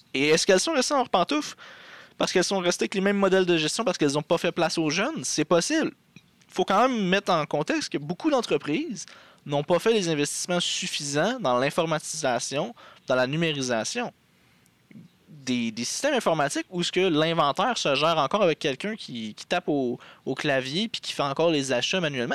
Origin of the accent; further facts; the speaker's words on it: Abitibi, Quebec, Canada; moved away; Je viens de l'Abitibi, dans le fin fond euh, du Québec.